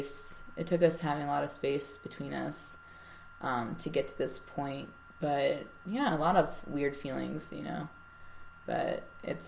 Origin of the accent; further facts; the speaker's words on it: New York, United States; moved away as an adult; now in Denver, United States; we grew up in New York together